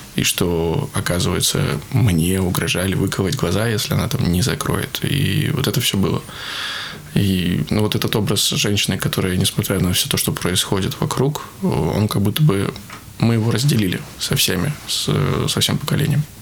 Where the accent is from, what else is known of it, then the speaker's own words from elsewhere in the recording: Veliky Novgorod, Novgorod Oblast, Russia; Все жители моего родного города